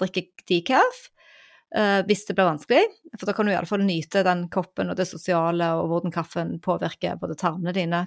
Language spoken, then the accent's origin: Norwegian; Stavanger, Rogaland, Norway; hjembyen min